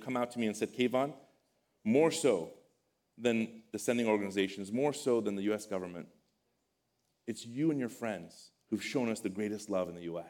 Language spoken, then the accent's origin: English; Iran; moved away; I come from Iran, a neighboring country. We speak a similar language